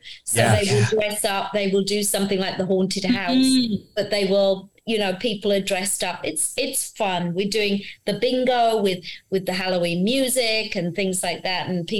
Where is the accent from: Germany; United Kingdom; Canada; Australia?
United Kingdom; now in United States; me being British, but in America